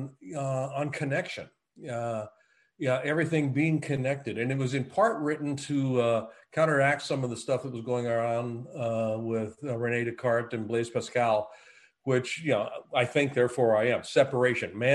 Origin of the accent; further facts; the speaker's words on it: Eugene, Oregon, United States; moved away as an adult; also born or lived in Netherlands / Japan; I grew up in the Willamette Valley. Eugene, Springfield, Oregon